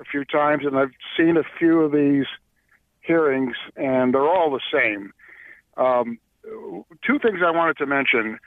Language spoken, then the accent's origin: English; Connecticut, United States; now in Massachusetts, United States; I'm also formally from Connecticut